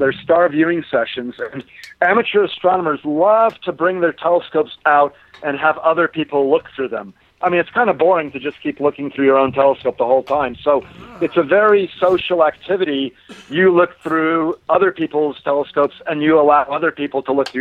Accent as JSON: {"language": "English", "area": "near Santa Barbara", "region": "California", "country": "United States", "tie": "born or raised there", "said": "I grew up near Santa Barbara, California"}